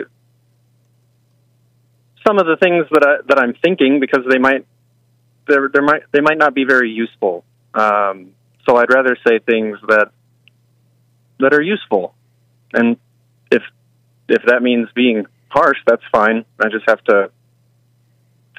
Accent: Texas, United States; I'm from Texas, right. Born and raised.

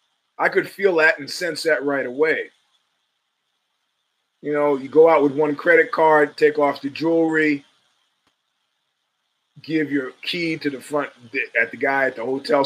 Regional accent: New York, United States; We're from New York, man.

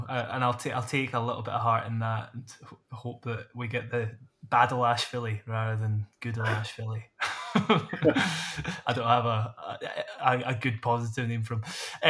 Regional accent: Scotland, United Kingdom; It's no secret we're Scottish.

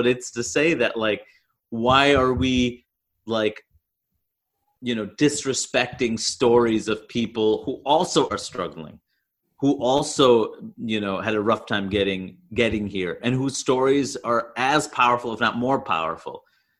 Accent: Canada; I'm Canadian.

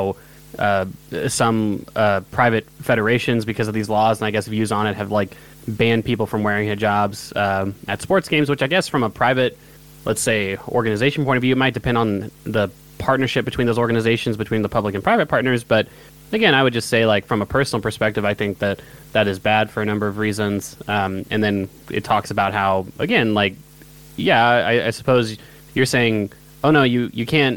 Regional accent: United States; I'm an American

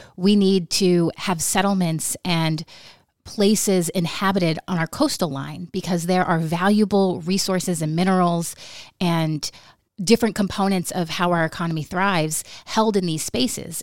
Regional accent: Nome, Alaska, United States; growing up in Nome

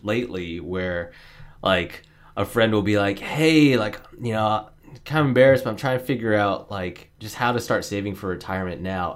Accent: Niwot, Colorado, United States; also born or lived in San Jose, California; I was born in San Jose, California, but I consider myself bred in Nahuatl, Colorado, N I W O T

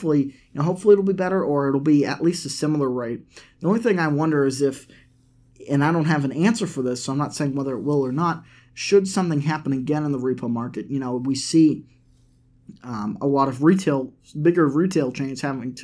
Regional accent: Massachusetts, United States; growing up in Massachusetts, we had the New England Revolution that played at the Patriots Stadium.

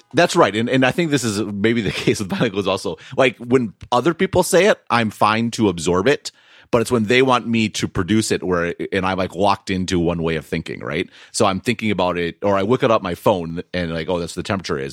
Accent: Wisconsin, United States; I'm from Wisconsin

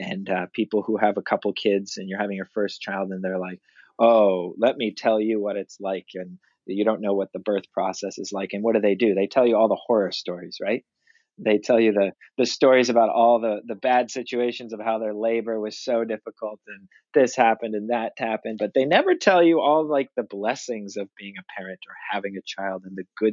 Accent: Dublin, New Hampshire, United States; I was born and raised in Dublin, New Hampshire, and now I pastor in Jaffrey, which is the town right next door

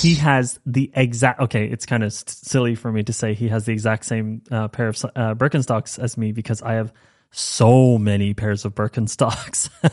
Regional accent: Ireland; accent: Irish; moved away as an adult; I am Irish. I grew up in Ireland, first twenty years

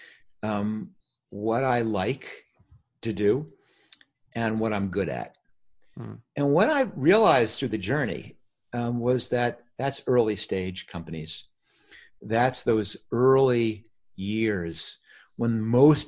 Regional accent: New York, United States; now in California, United States; I grew up in New York

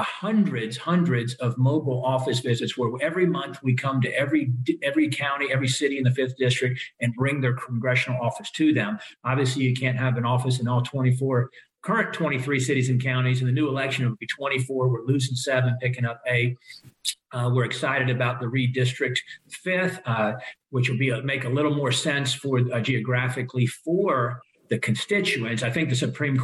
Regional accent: Lynchburg, Virginia, United States; I grew up in the Lynchburg area.

